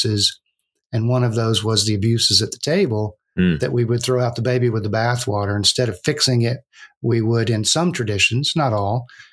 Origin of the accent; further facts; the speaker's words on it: Texas, United States; moved away as an adult; now in Kansas City, United States; I'm a native Texan